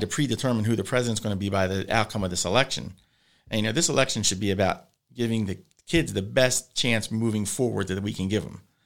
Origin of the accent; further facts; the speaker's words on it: Hammonton, New Jersey, United States; we're from Hamilton, you know, uh, it's a very hunting community